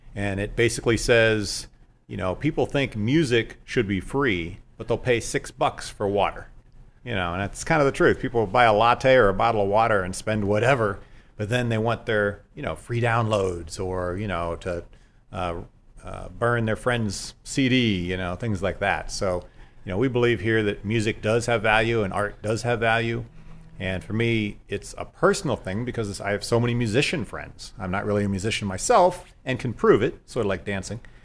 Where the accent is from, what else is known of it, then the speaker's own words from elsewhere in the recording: Dayton, Ohio, United States; moved away as an adult; I grew up in Dayton, Ohio, a long way from here